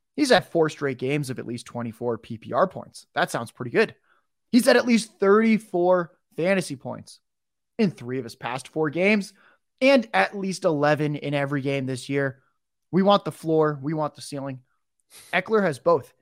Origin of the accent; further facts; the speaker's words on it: San Diego, California, United States; I was raised in San Diego